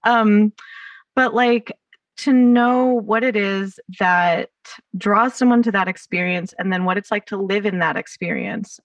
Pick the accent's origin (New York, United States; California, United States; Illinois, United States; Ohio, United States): California, United States; Los Angeles; accent: Valley Girl; I grew up in the Valley